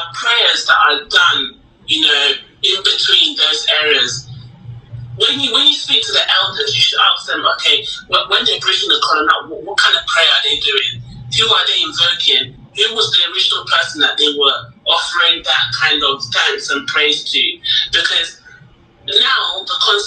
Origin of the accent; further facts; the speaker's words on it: London, United Kingdom; I grew up in London